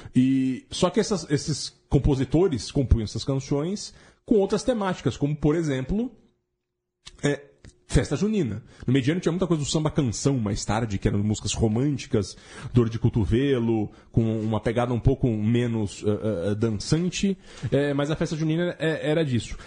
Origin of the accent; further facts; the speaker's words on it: Jundiaí, São Paulo, Brazil; moved away; eu tenho muita, muita saudade das festas juninas na minha terra em Jundiaí. E quando eu era criança havia muitas